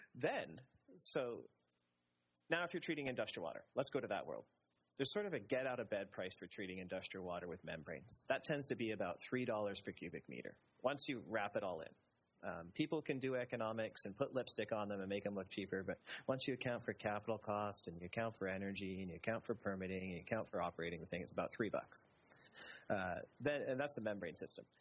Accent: Canada; me being Canadian

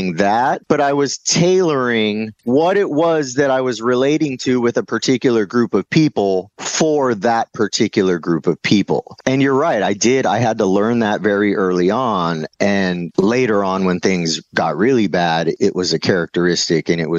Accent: Southern California, United States; also born or lived in Whittier, California / Orange County, California; I was born in Whittier in California, which is in Los Angeles County.

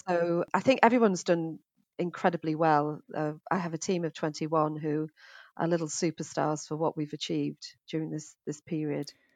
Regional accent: Middlesbrough, North East England, United Kingdom; now in Finchley, United Kingdom; as you can probably tell from my accents, I'm, uh, originally from the northeast of England, Middlesbrough

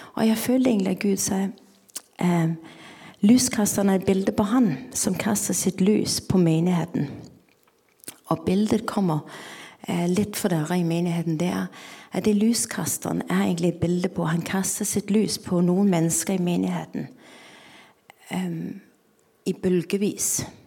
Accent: Denmark; Norwegian is a second language; now in Norway; Jeg kommer fra Danmark, som dere sikkert hører

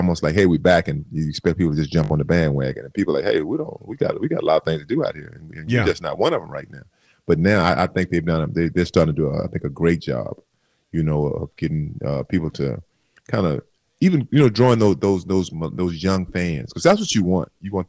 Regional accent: Sealy, Texas, United States; moved away as an adult; now in Los Angeles, United States; a guy in my hometown, a guy named Henry Hill. We went to high school together, him and his brother. We were best friends. And it was after my first year in the National Football League, and I was back in Sealy.

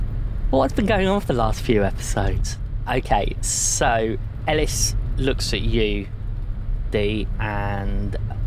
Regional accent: London, United Kingdom; because as you say, I'm from London, you look at her face and it says it all, really.

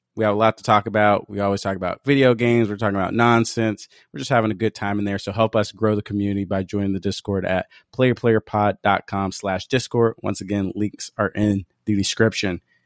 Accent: Seattle, Washington, United States; it's in my hometown, so it's just a 20 minute walk away

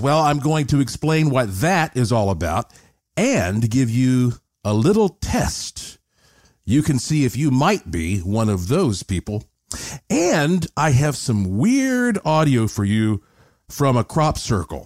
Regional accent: Asheville, North Carolina, United States; I grew up in Asheville, North Carolina, the heart of the extremely haunted Blue Ridge Mountains

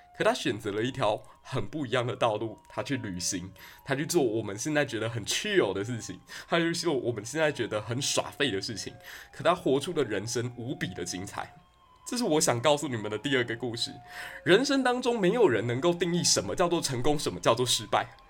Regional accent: Taiwan; 难道我们台湾人就只能这样子了吗

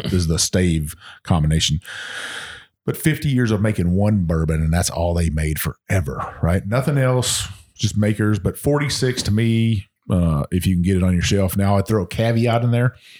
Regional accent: Texas, United States; moved away; Texas because it is my home state

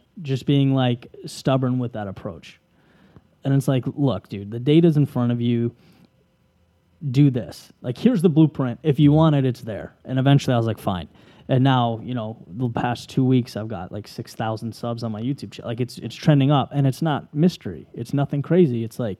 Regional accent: Boston, Massachusetts, United States; oh, I'm from Boston, man. I know.

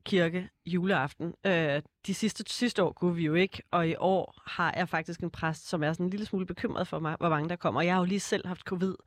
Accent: Snekkersten, Capital Region of Denmark, Denmark; also born or lived in Copenhagen / Kastrup; født i København og vokset op de første 10 år ude i Kastrup i et rækkehuskvarter, øh, kvarter, okay. og så flyttede jeg til Snækkersten, da jeg var 10

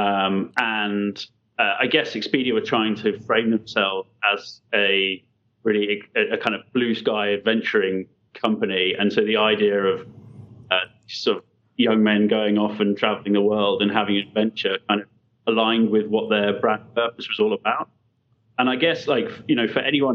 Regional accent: London, United Kingdom; we're originally from London

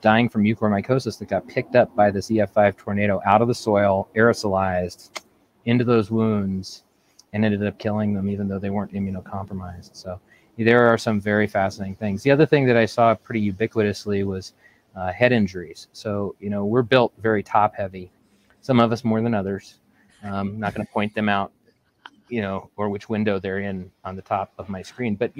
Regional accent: Aurora, Colorado, United States; I was born and raised in Aurora, Colorado

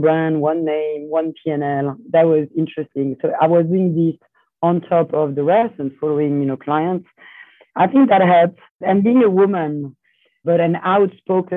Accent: Lyon, Auvergne-Rhône-Alpes, France; moved away as an adult; also born or lived in Italy / New York; I was born in Lyon, in France

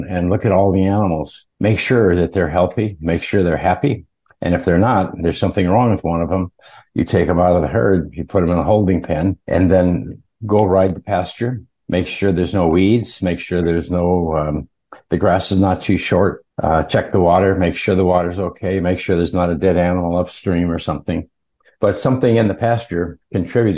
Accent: Montana, United States; I grew up in Montana, which is kind of a rural state, northern U.S.

